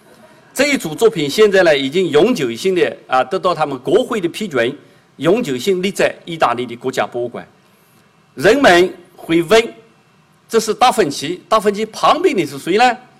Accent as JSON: {"language": "Chinese", "country": "China", "said": "因为我这个脸长得这个是东方人的脸，但是东方有好几个国家，人家不一定知道我是中国人，弄不好说是日本人或者韩国人呢。"}